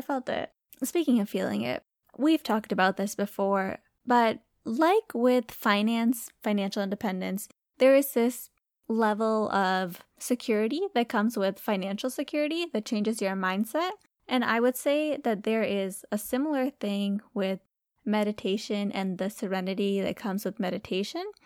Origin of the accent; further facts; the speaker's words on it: Michigan, United States; we're from Michigan.